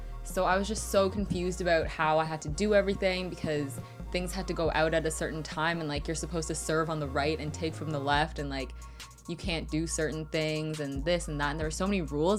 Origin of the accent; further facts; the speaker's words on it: Markham, Ontario, Canada; I'm from Markham.